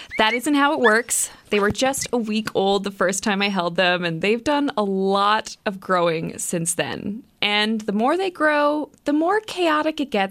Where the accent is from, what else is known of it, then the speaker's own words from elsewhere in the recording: Port Hope Simpson, Newfoundland and Labrador, Canada; now in Happy Valley-Goose Bay, Canada; I'm from Port Hope Simpson, Labrador, living in Happy Valley Goose Bay